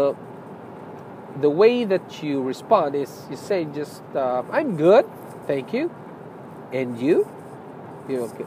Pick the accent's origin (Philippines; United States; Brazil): Philippines; moved away; I'm a Filipino